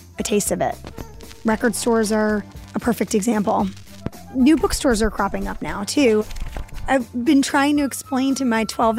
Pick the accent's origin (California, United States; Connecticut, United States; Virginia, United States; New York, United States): New York, United States; New York City; I grew up in Lower Manhattan in Soho before it turned into a high-end shopping mall for the 1%